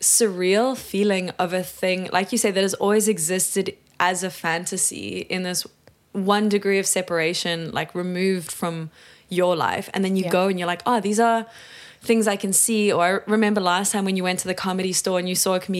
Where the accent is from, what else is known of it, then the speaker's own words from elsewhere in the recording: South Africa; growing up in South Africa